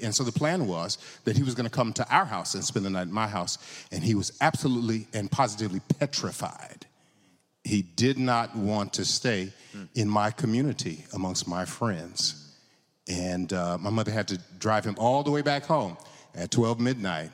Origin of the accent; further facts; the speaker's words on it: California, United States; I grew up in California